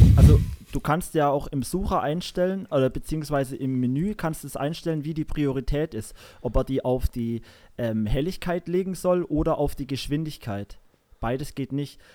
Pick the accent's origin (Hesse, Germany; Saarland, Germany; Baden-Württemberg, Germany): Saarland, Germany; bei uns im Saarland hier